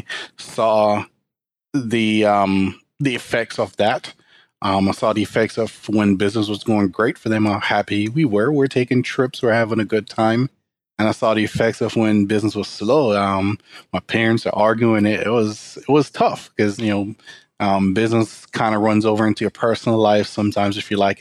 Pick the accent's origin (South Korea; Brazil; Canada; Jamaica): Jamaica; moved away as an adult; now in United States; I grew up in Jamaica, country population about 2.6 million people with a poverty rate of 85%